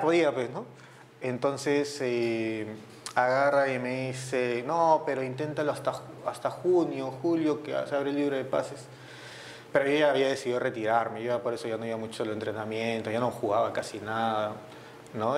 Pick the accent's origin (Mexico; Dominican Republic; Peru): Peru; Lima; also born or lived in Callao; Sí, yo nací en el Callao. Yo soy chalaco, ¿no? De nacimiento, pero desde que tengo uso de razón soy de Surco, de, San Ignacio, por la Richie, por ahí, por esa zona.